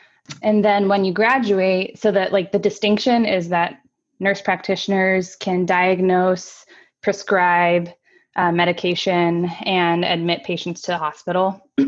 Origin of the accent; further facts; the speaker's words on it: Tokyo, Japan; So I grew up in Tokyo. My parents are both teachers. We moved there for my dad's job as an English professor.